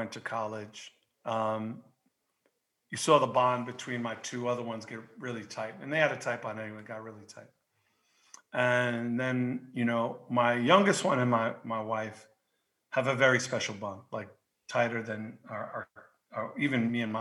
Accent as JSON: {"language": "English", "town": "New York City", "region": "New York", "country": "United States", "moved": "yes", "said": "I'm a Jew from Queens."}